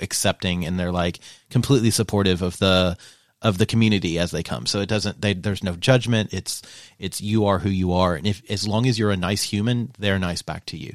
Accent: Eastern Kentucky, United States; I'm from Eastern Kentucky

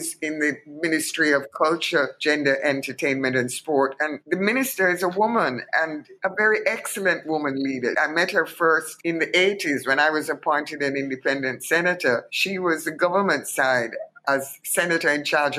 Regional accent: Kingston, Jamaica; moved away as an adult; my history as a Jamaican

